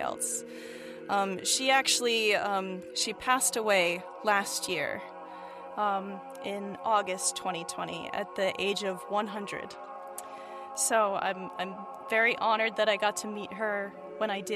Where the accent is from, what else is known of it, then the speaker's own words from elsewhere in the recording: Bainbridge Island, Washington, United States; I'm from Bainbridge Island, Washington, which is an island in Puget Sound near Seattle.